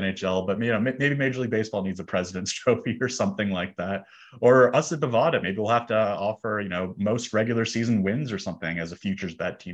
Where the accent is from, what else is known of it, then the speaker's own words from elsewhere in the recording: Toronto, Ontario, Canada; I grew up in Toronto